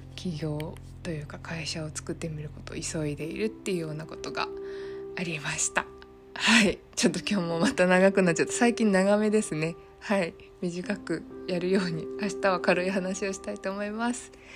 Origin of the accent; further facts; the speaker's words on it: Saitama, Japan; also born or lived in Fukushima; 埼玉だったんですけど